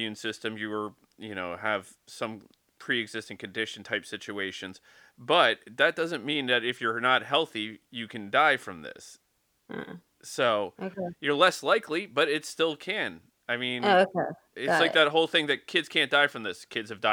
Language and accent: English; Welsh, Wales, United Kingdom; now in Los Angeles, United States; We're Welsh